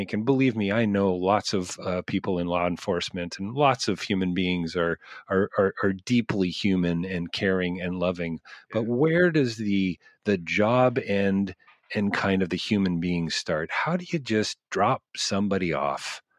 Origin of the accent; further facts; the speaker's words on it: Canada; I'm a Canadian.